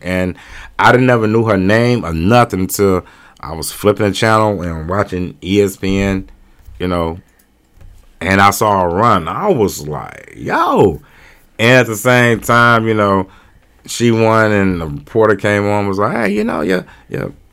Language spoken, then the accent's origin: English; North County, Missouri, United States; I'm from Nigeria, and it's like, I'm from North County